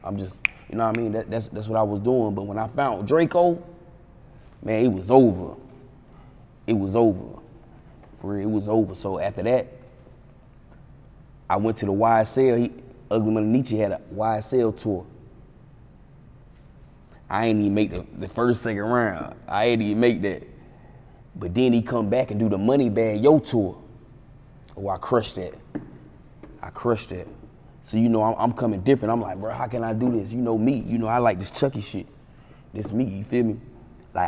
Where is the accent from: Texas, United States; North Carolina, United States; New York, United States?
North Carolina, United States; Fayetteville; I'm from Fayetteville, North Carolina